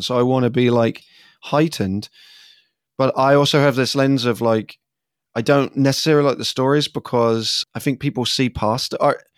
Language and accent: English; England, United Kingdom; moved away as an adult; now in United States; as an English person growing up